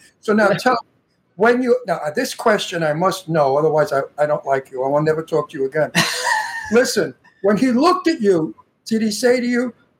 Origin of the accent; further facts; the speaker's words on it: New York City, New York, United States; also born or lived in Astoria; I'm from Brooklyn, so I grew up with, you know, like Gotti was not a stranger, let's put it that way.